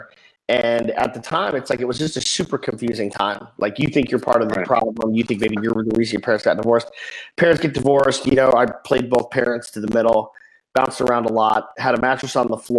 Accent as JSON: {"language": "English", "town": "Salt Lake City", "region": "Utah", "country": "United States", "tie": "born or raised there", "also_born_or_lived": "Phoenix", "moved": "as an adult", "said": "I was born and raised in Salt Lake City"}